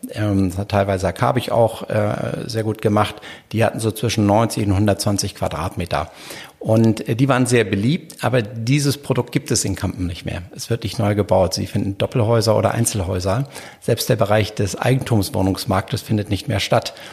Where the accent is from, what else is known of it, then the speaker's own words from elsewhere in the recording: Hamburg, Germany; ich könnte das jetzt als Hamburger dann so ein Objekt nicht kaufen.